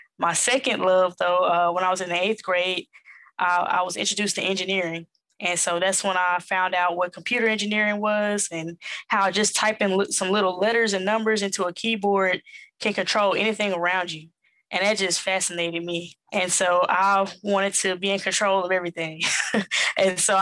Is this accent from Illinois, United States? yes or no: no; Jackson, Mississippi, United States; accent: Southern; moved away as an adult; also born or lived in New York City; now in Atlanta, United States; born and raised in Jackson, Mississippi, raised by my mother and my grandmother